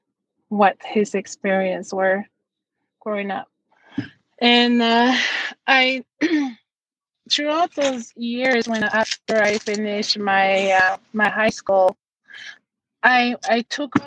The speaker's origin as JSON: {"language": "English", "town": "Davis Inlet", "region": "Newfoundland and Labrador", "country": "Canada", "tie": "born or raised there", "moved": "yes", "lives_now": "Natuashish, Canada", "said": "I was very lucky to be raised in that community"}